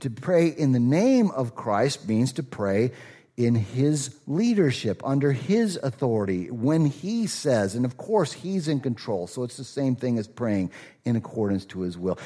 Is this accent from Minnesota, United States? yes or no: yes; Rochester, Minnesota, United States; moved away; I'm from Rochester